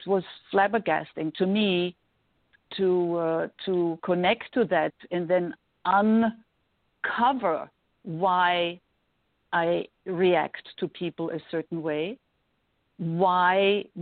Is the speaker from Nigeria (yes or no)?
no; Vienna, Austria; English is a second language; moved away as an adult; also born or lived in New York; now in Los Angeles, United States; I was growing up in Vienna